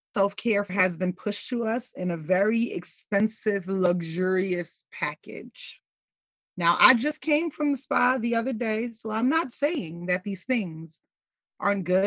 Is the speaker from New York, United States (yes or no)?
yes; New York City, New York, United States; I grew up in New York City